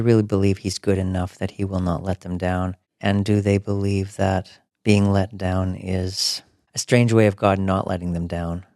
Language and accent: English; Alberta, Canada; growing up in Alberta